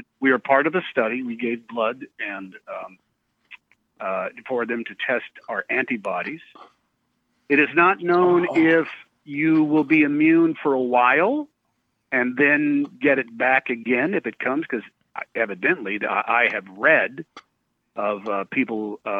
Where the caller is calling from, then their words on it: Los Angeles, California, United States; I'm calling from my home in Los Angeles.